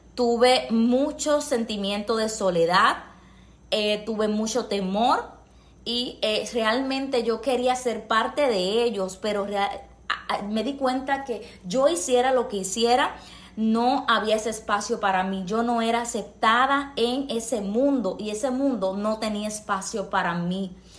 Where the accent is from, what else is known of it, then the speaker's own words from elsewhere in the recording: Puerto Rico; soy puertorriqueña